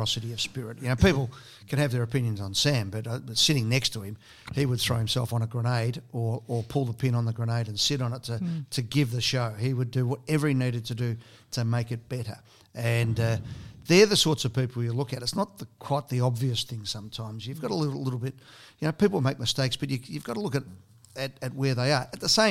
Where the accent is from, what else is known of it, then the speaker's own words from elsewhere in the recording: Broadmeadows, Victoria, Australia; also born or lived in Sydney; growing up in Broadmeadows